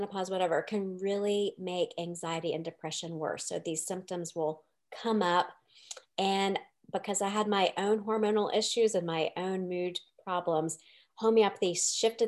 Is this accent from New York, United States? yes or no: no; Nashville, Tennessee, United States; moved away as an adult; also born or lived in San Francisco; I moved back to Nashville a few years ago. I grew up in Nashville and then I lived in San Francisco for a long time